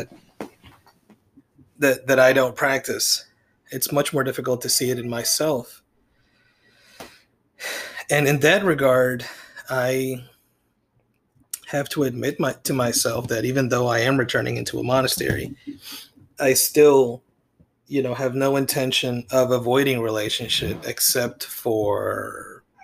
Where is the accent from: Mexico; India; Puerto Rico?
Puerto Rico; all through my life, growing up in Puerto Rico